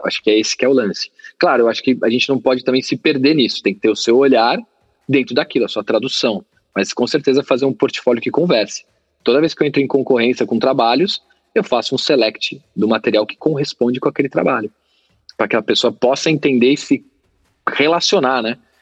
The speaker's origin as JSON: {"language": "Portuguese", "country": "Brazil", "said": "a gente é brasileiro"}